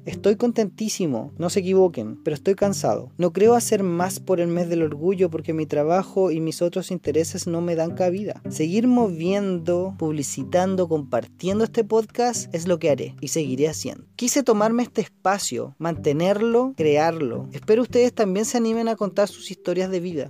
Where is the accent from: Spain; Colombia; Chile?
Chile; en mi país